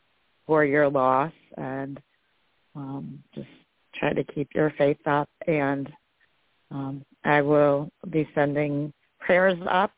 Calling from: New York City, New York, United States; I'm in New York City.

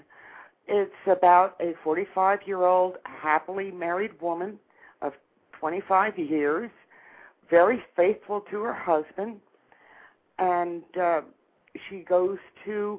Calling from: St. Petersburg, Florida, United States; I'm calling from St. Petersburg, Florida

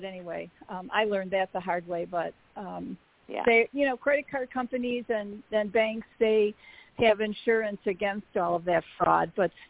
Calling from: Arizona, United States; Hi, it's … in Arizona.

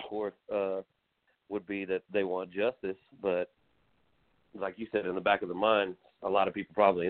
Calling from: Houston, Texas, United States; I'm calling from Sagemont.

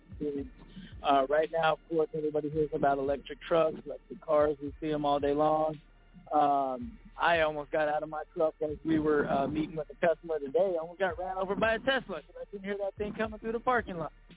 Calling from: Phoenix, Arizona, United States; calling from the Phoenix area

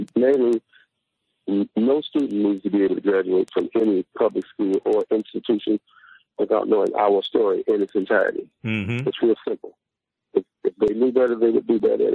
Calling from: Detroit, Michigan, United States; I'm calling from Detroit, Michigan

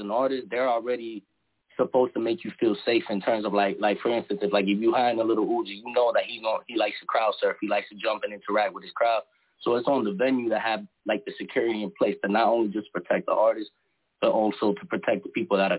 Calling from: Boston, Massachusetts, United States; I'm calling from Boston.

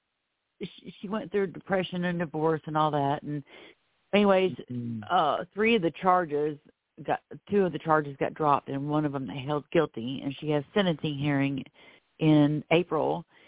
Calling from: Florida, United States; I'm calling in from Florida.

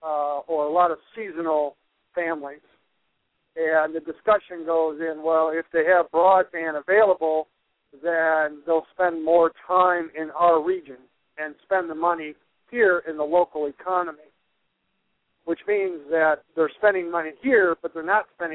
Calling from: Traverse City, Michigan, United States; I'm calling from northern Michigan, the Traverse City area.

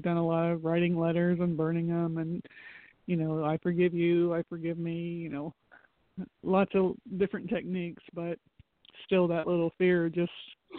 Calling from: Florida, United States; from Florida.

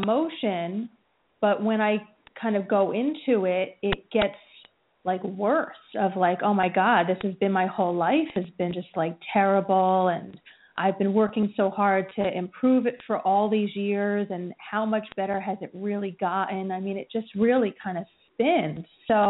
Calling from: New Jersey, United States; New Jersey.

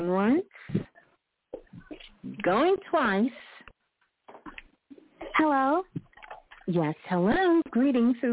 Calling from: Mississippi, United States; I am calling from Mississippi.

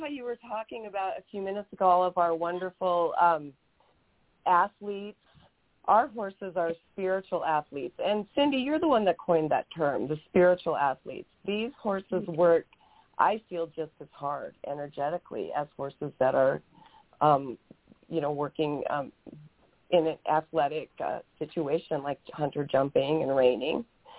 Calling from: Camp Verde, Arizona, United States; I'm coming from Camp Verde, Arizona, which is just south of Sedona.

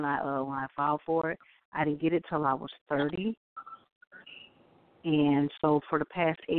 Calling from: Illinois, United States; I'm calling from Illinois.

